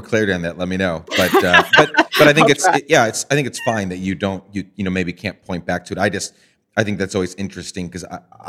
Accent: Guatemala; One was growing up in Guatemala and just different things that were in my path that kind of helped me become that.

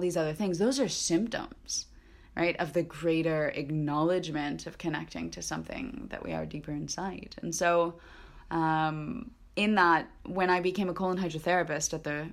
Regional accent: United States; we grew up with here in the United States

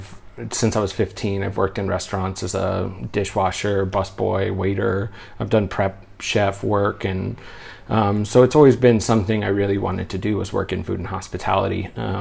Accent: Oregon, United States; now in Other country; Yeah, I'm from Oregon in the States. It's much busier. You know, the biggest city back home is 1 million-something people

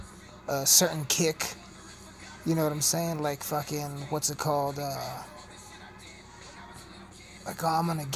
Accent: Colorado, United States; I'm from Colorado. I'm recording this in Colorado

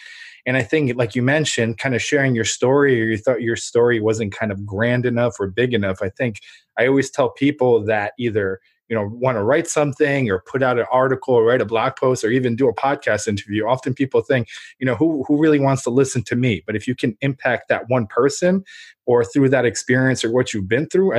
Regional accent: Ukraine; moved away; And then I remember like what my grandfather told me, that obviously I'm an immigrant from Ukraine. We came over.

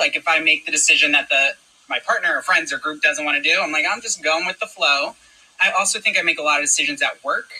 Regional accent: Toms River, New Jersey, United States; now in Philadelphia, United States; Originally from Toms River, New Jersey.

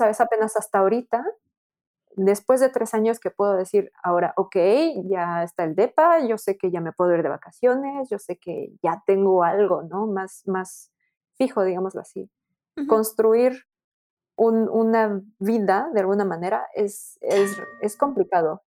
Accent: Mexico; now in France; también soy mexicana

